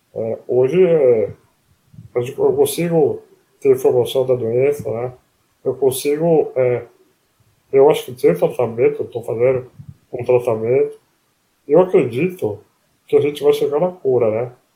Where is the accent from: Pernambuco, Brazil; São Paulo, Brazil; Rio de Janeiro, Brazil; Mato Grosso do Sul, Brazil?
São Paulo, Brazil; Palmital; accent: caipira; moved away as an adult; now in São Paulo, Brazil; Eu nasci em Palmital, que é interior, né? É, uhum. Bem com, com o norte do Paraná, né?